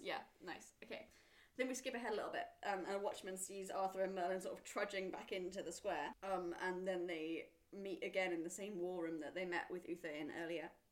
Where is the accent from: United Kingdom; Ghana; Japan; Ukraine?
United Kingdom; Wales; as a Welsh person